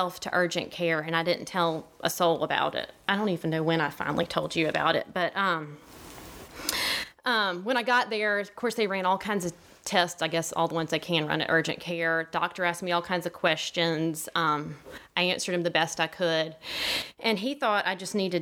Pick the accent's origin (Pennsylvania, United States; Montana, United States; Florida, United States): Florida, United States; Gulf Breeze; also born or lived in Bluff Park; So I was born in Gulf Breeze, Florida, and I have a fellow Gulf Breeze friend in the audience with me today, Kelly. And I grew up in it's a small community